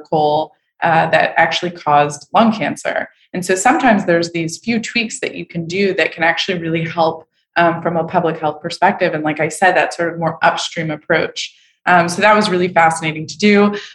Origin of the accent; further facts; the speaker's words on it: Montreal, Quebec, Canada; moved away; I'm from Montreal